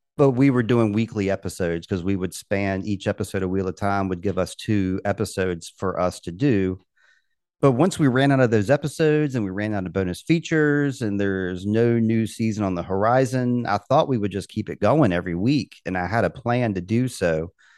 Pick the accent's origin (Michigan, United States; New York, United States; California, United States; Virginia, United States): Virginia, United States; Richmond; I'm from Richmond, um, Virginia